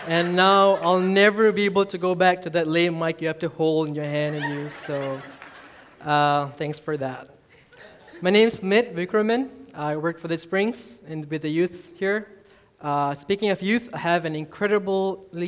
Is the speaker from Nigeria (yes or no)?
no; Malaysia; moved away as an adult; also born or lived in Singapore; now in Edmond, United States; I grew up in Malaysia. I'm from Malaysia.